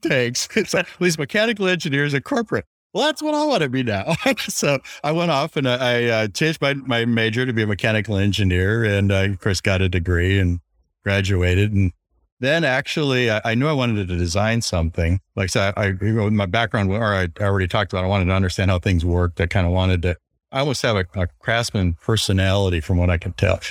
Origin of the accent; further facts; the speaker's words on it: Wisconsin, United States; I grew up in Wisconsin